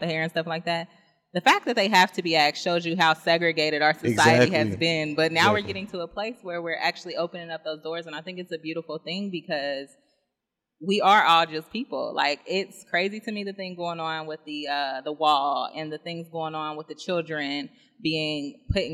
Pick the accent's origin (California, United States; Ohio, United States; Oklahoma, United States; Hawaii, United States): Ohio, United States; Dayton; now in Columbus, United States; I'm from Dayton